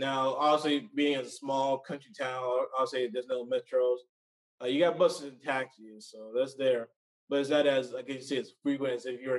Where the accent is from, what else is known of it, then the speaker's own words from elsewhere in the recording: Blythewood, South Carolina, United States; Blythewood. This is pretty much near the capital of Columbia.